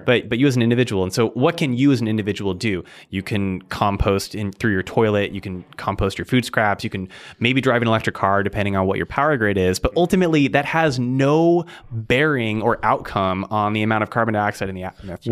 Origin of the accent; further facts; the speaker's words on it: Arizona, United States; moved away as an adult; now in Seattle, United States; grew up in Arizona and I've lived in Seattle for eight years